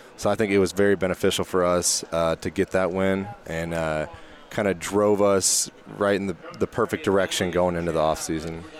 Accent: Georgia, United States; moved away as an adult; now in Kansas, United States; I'm from Georgia

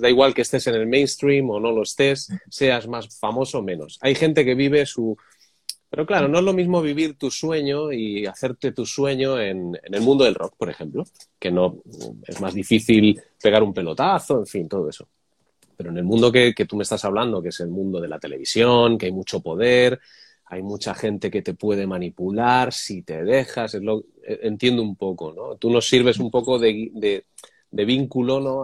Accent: Madrid, Community of Madrid, Spain; now in Barcelona, Spain; Yo soy de Madrid, ahora vivo en Barcelona

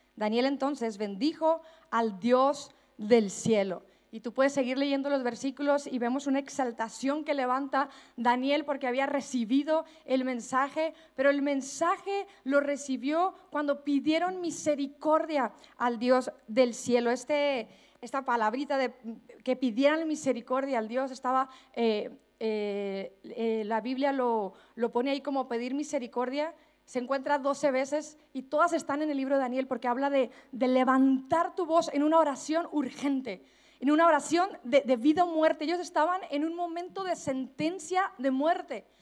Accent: Mexico; accent: Mexican; moved away as an adult; now in Spain; hablando como mexicana

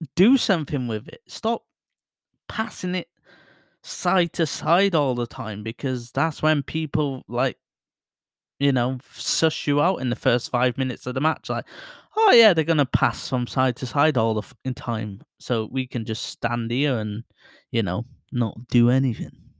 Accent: Bury, North West England, United Kingdom; my hometown, Barrie

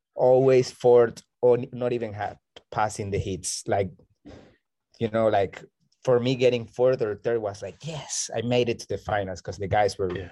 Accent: Barranquilla, Atlántico, Colombia; now in Bocas del Toro, Panama; I am originally from Colombia, from Barranquilla. It's the Caribbean north part of okay. Colombia.

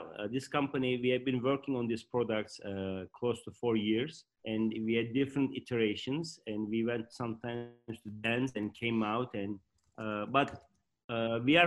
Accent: Turkey; moved away as an adult; also born or lived in Michigan, United States / Boston, United States; I was born in Turkey, and then after high school, I ranked number two in Turkey among all of thousands of students, and I got a scholarship

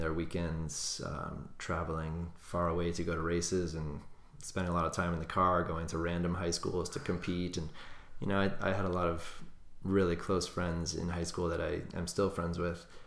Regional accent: Cape Cod, Massachusetts, United States; I grew up on Cape Cod

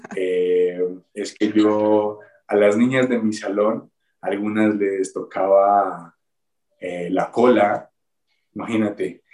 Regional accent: Neiva, Huila, Colombia; moved away as an adult; also born or lived in Aguascalientes, Mexico / United States; now in Mexico; mi ciudad natal, que es Neiva

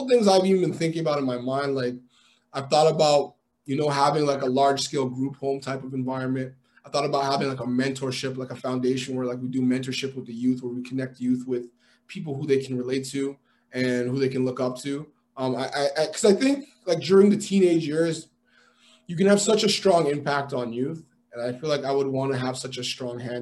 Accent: Toronto, Ontario, Canada; also born or lived in Montreal / Peel Region; I was born in Montreal. I actually grew up mostly in the city, in Toronto. And then I moved to the west probably in grade 9, grade 10

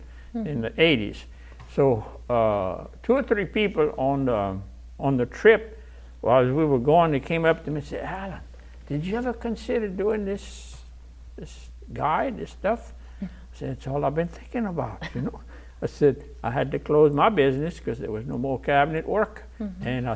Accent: Louisiana, United States; first language French; English is a second language; We're from Louisiana

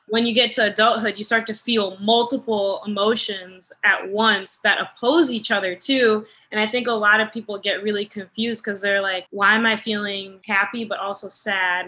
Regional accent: Naperville, Illinois, United States; moved away as an adult; after we moved away from Naperville

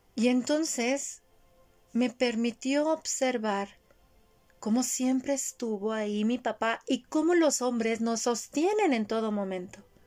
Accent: Mexico; Yo también crecí en esa sociedad

